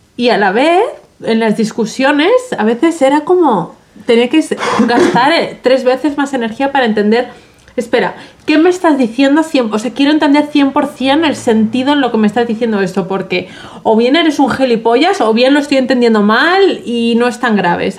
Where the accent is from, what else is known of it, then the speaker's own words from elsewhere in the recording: Madrid, Community of Madrid, Spain; yo, como bien sabes, crecí en Madrid, cerca del Retiro